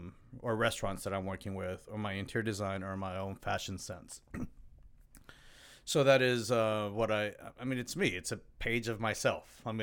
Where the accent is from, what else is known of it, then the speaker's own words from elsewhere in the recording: Mexico; I'm actually Mexican.